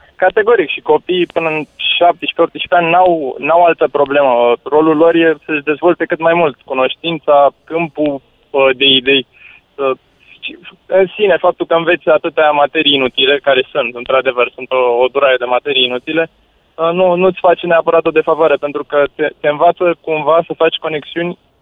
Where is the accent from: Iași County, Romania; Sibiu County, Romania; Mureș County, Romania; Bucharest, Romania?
Bucharest, Romania; Eu am crescut în Drahova, în București